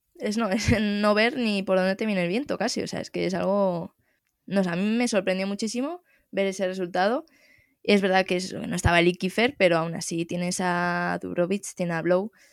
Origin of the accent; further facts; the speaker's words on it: Spain; nos compete a los españoles